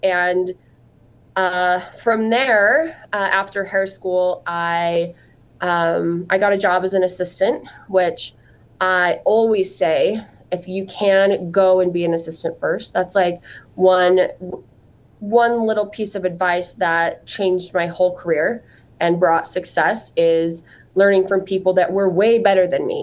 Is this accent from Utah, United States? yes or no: yes; Cedar City, Utah, United States; moved away as an adult; also born or lived in Las Vegas, Nevada / Grand Rapids, Michigan; I am from Utah, but I am from the southern part of the state, a little town called Cedar City.